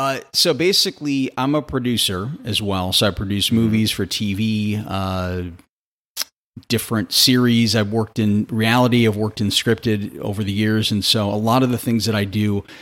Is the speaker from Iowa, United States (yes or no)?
no; St. Louis, Missouri, United States; I'm from Missouri. I'm from St. Louis originally.